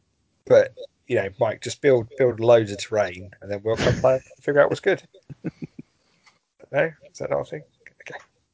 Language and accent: English; Canada; As a Canadian, I'm contractually obliged to highlight Leo Major